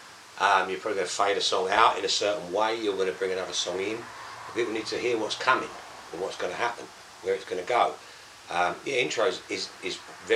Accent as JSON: {"language": "English", "town": "Danbury", "region": "East of England", "country": "United Kingdom", "tie": "born or raised there", "also_born_or_lived": "Maldon", "said": "I was born in Malden, actually, but... Oh, okay. But grew up in Danbury"}